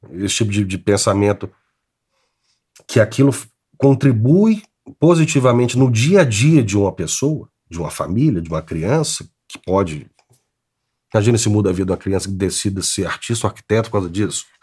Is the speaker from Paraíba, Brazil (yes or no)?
no; Belo Horizonte, Minas Gerais, Brazil; Eu nasci em Belo Horizonte, nascido e criado em Belo Horizonte.